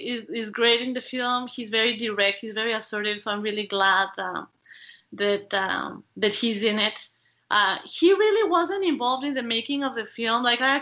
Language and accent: English; Mexico; English is a second language; as I mentioned, I am from Mexico, and in Mexico, people love telenovelas.